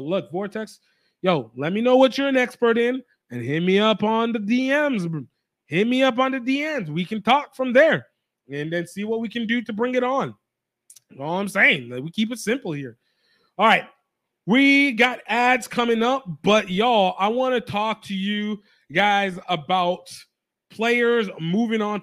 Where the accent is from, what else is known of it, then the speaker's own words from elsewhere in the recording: Nigeria; a Nigerian